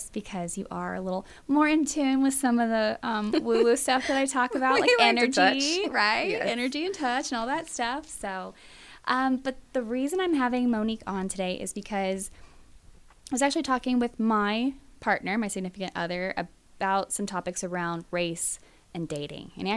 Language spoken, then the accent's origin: English; Mexico, Missouri, United States; now in Kansas City, United States; I'm originally from Mexico, Missouri, so okay. Mid Missouri, but then up here